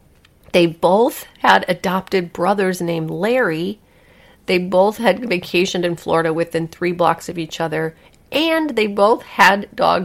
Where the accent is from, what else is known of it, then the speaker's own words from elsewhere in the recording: England, United Kingdom; If I'm with a stranger, I don't try to find a connection with them because I'm English.